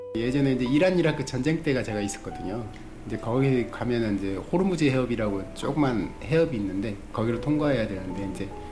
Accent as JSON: {"language": "Korean", "town": "Jangsu", "region": "North Jeolla", "country": "South Korea", "tie": "born or raised there", "moved": "yes", "lives_now": "Seoul, South Korea", "said": "고향은 전라북도 장수예요. 장수는 완전히 깡촌이에요, 사실은."}